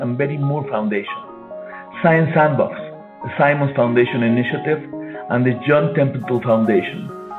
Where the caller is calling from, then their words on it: Mexico City, Mexico; I'm calling from Mexico City.